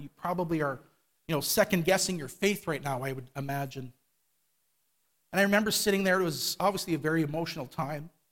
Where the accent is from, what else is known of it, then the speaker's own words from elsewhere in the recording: Winnipeg, Manitoba, Canada; I was born here in Winnipeg in a Christian home, went to Calvary Temple. My family, we all attended Calvary Temple downtown